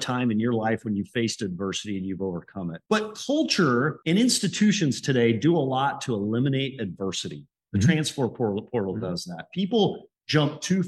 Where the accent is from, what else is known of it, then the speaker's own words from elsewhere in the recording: the West, United States; moved away; I'm from the West